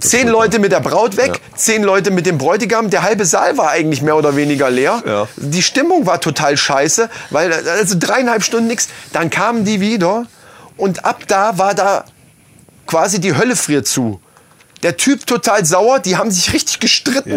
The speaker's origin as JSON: {"language": "German", "town": "Lohfelden", "region": "Hesse", "country": "Germany", "tie": "born or raised there", "said": "wir sind in Lofelden aufgewachsen"}